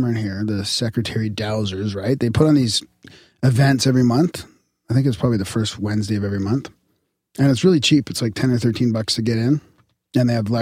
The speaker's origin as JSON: {"language": "English", "country": "Canada"}